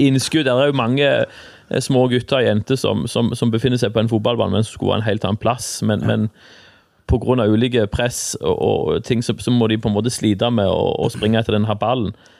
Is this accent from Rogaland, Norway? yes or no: yes; Egersund, Rogaland, Norway; also born or lived in Stavanger; now in Jæren, Norway; jeg er jo født i Stavanger, da, men jeg er vokst opp i Egersund